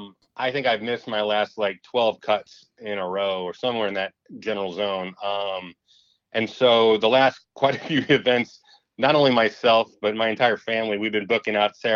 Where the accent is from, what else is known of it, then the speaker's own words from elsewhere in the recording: St. Louis, Missouri, United States; moved away; also born or lived in Quad Cities, Iowa; pretty much age 12 to 22, I moved from the Quad Cities and came down to St. Louis.